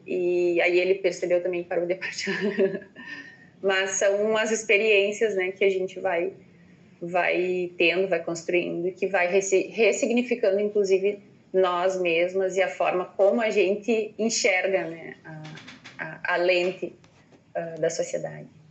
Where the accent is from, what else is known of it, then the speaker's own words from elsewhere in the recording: Ijuí, Rio Grande do Sul, Brazil; sou natural de Juiz